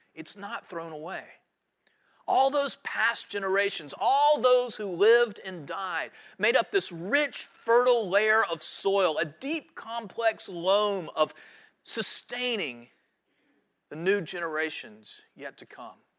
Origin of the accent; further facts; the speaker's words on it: High Point, North Carolina, United States; moved away as an adult; now in Wrightsville Beach, United States; I grew up in High Point, North Carolina